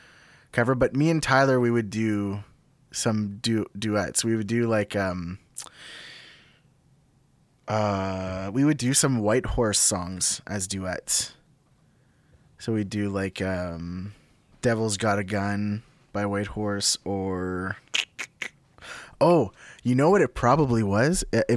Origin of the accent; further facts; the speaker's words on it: Sudbury, Ontario, Canada; also born or lived in North Bay, Canada; So I was born in Sudbury, but I grew up between Sudbury and North Bay. In a little town, and grew up kind of like on the back roads, you know, in rural Northern Ontario.